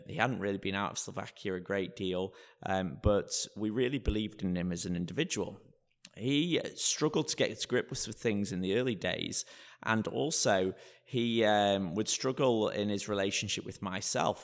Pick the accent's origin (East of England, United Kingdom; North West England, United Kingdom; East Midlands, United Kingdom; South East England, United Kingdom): North West England, United Kingdom; Blackpool; also born or lived in London; now in Bromley, United Kingdom; I grew up in a place called Blackpool